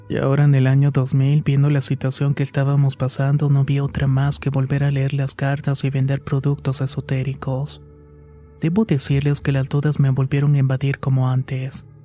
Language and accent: Spanish; Mexico City, Mexico; moved away as an adult; also born or lived in Oaxaca; Soy originaria de la Ciudad de México, pero por razones de trabajo de quien era mi pareja en el año de 1999, nos fuimos a vivir a la ciudad de Oaxaca.